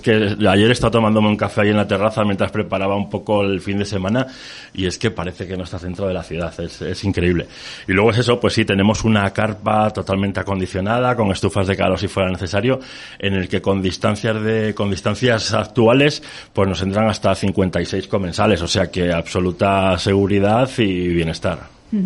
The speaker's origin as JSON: {"language": "Spanish", "town": "Cabezón de la Sal", "region": "Cantabria", "country": "Spain", "said": "yo soy de Cabezón de la Sal"}